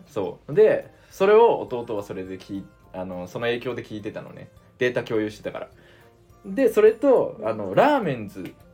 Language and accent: Japanese; Saga, Japan; now in Tokyo, Japan; 地元、あの、僕、佐賀なんですけど